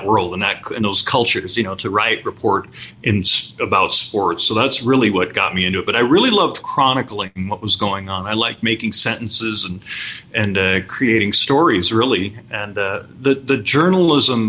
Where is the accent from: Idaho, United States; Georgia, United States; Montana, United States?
Idaho, United States; Pocatello; also born or lived in Pullman, Washington; now in Las Vegas, United States; My original hometown is Pocatello, Idaho